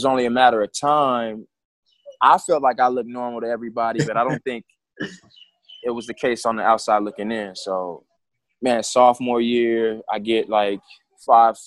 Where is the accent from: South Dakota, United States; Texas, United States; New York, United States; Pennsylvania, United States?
Texas, United States; San Antonio; also born or lived in Houston; born in Houston, and I started playing sports when I got to San Antonio. I moved to San Antonio at age eight or nine, second or third grade.